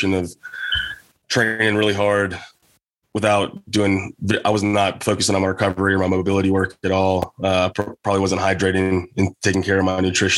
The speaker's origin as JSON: {"language": "English", "region": "southwestern Virginia", "country": "United States", "tie": "born or raised there", "moved": "yes", "said": "I have both sides of my family are from the same county in southwestern Virginia"}